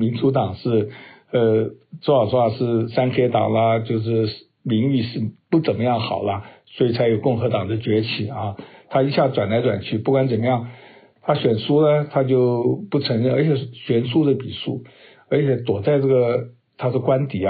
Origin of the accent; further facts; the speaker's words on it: China; 这我我觉得我们中国人是。靠自己实力其实也没问题，可是因为我们中国人老谋深算